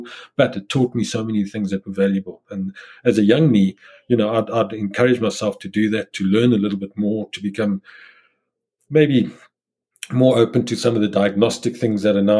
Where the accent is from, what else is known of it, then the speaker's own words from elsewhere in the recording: South Africa; moved away as an adult; as a South African where I was isolated through apartheid